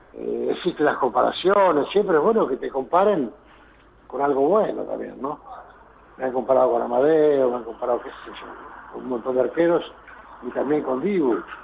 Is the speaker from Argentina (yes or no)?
yes; San Miguel del Monte, Buenos Aires, Argentina; de pibe, acá en San Miguel del Monte